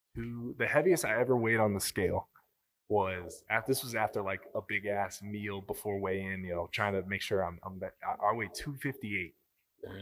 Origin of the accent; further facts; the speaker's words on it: Sandy, United States; I growing up in Sandy, we lived an hour away